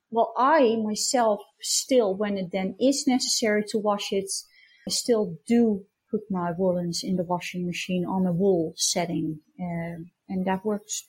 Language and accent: English; Breda, North Brabant, Netherlands; now in Germany; I was born in Breda, and that's in the south of Holland, near the Belgian border